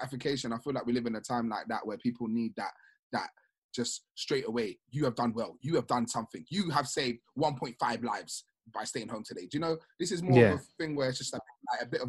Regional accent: Sierra Leone

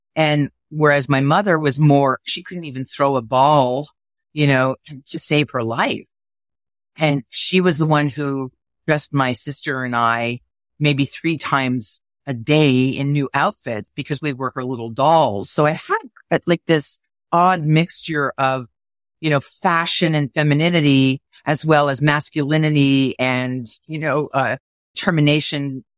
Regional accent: Montreal, Quebec, Canada; I was growing up in Montreal

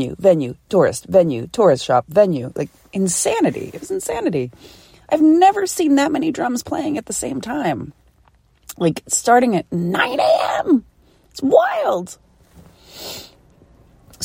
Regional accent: Philadelphia, Pennsylvania, United States; I'm from Philly.

